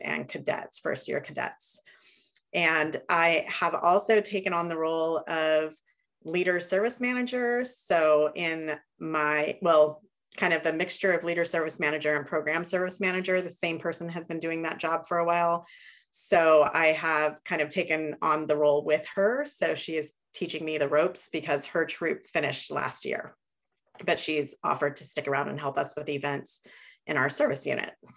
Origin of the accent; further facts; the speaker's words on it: Chico, California, United States; I'm from Northern California, Chico, California